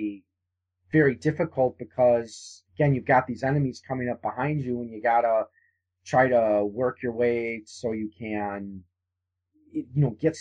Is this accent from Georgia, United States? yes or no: no; New Berlin, Wisconsin, United States; I grew up in New Berlin, which is not far from Brookfield, and Brookfield Square is the mall there